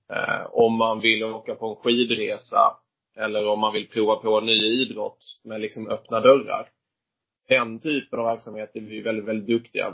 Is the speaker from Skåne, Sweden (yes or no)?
yes; Viken, Skåne, Sweden; moved away as an adult; now in Stockholm, Sweden; uppväxt är jag i, uh, utanför Höganäs, uh, kommer från Viken från början